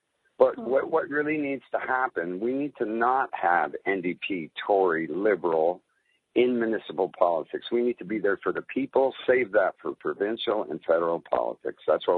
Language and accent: English; Toronto, Ontario, Canada; moved away as an adult; now in Oshawa, Canada; I've been in Oshawa longer than anywhere. I grew up in Scarborough, and I don't want to live in Scarborough.